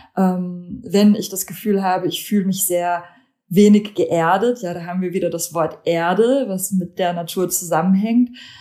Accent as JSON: {"language": "German", "country": "Germany", "tie": "born or raised there", "also_born_or_lived": "Lithuania", "lives_now": "Hamburg, Germany", "said": "Ich komme ursprünglich aus Litauen. Ich bin da geboren, aber in Deutschland aufgewachsen"}